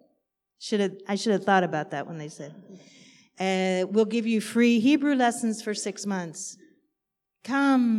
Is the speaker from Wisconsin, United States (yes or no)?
no; New York, United States; moved away as an adult; now in Golan Heights; I was born to a Jewish family in New York.